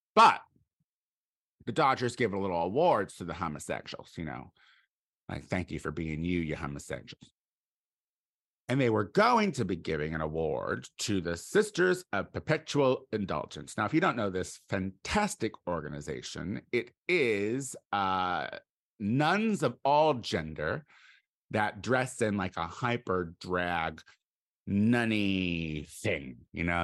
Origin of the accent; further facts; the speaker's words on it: Midwest, United States; I'm from the Midwest